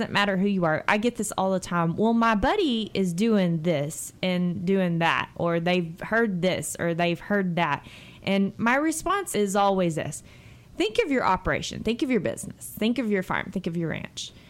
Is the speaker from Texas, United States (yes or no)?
yes; Texas, United States; I'm still a Texan